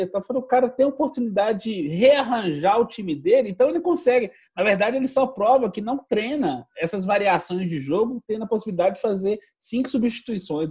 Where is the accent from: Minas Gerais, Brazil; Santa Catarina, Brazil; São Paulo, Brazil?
Minas Gerais, Brazil; sendo mineiro